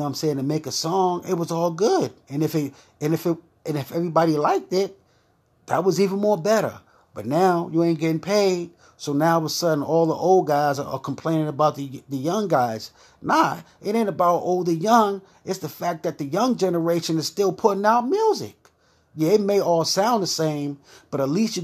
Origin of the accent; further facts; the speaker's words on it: New York City, New York, United States; I'm from Brooklyn